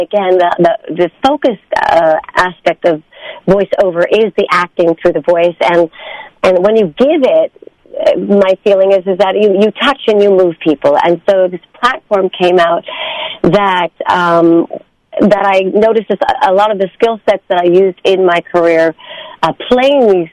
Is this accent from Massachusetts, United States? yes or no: no; New York City, New York, United States; my school at the time, being a New Yorker, was on 63rd Street